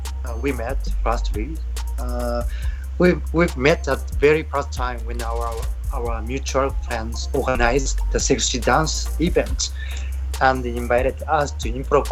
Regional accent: Osaka, Japan; I'm from Osaka.

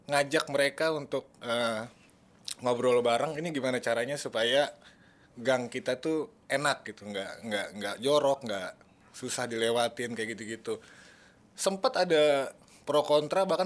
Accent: Depok, West Java, Indonesia; mungkin gue orang Depok yang akhirnya bangga

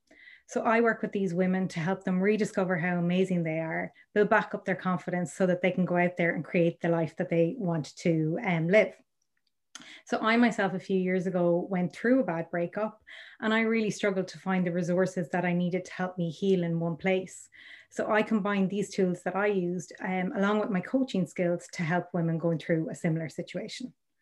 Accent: Ireland; I am from Ireland.

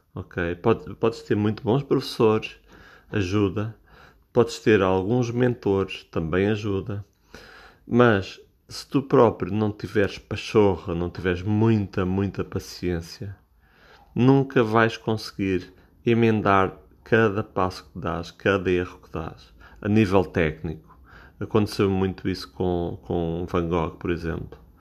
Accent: Portugal; eu sou português, eu falo em português

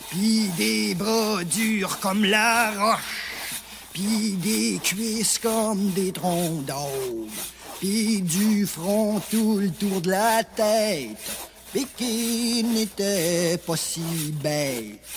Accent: Val-d'Or, Quebec, Canada; born there; le 13 février 1939, je suis né à Val d'Or en Abitibi, dans ce pays qui est encore tout neuf.

